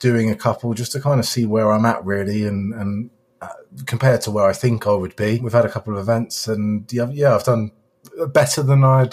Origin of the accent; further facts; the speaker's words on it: Barnstaple, South West England, United Kingdom; also born or lived in Braunton; I grew up in Barnstable, so just down the road, really.